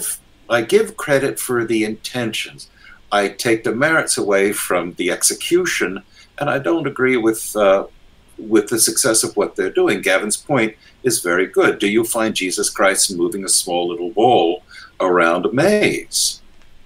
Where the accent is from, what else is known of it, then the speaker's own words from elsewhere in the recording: United States; I'm an American of a certain type